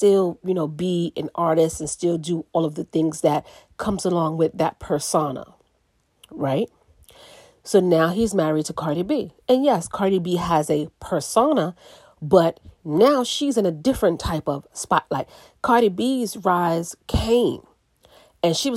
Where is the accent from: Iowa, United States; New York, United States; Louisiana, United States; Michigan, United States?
New York, United States; New York City; I'm from the Bronx